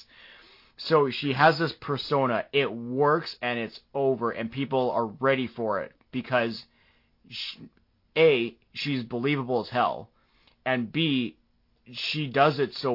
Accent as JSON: {"language": "English", "country": "Canada", "accent": "Canadian", "said": "my Canadian accent"}